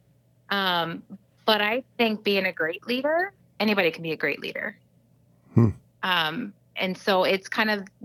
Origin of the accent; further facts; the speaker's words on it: Iowa, United States; I'm from Iowa.